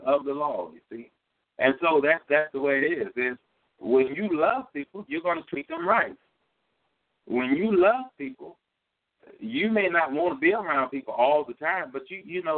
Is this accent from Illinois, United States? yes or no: no; Louisiana, United States; moved away as an adult; also born or lived in California; I'm from Louisiana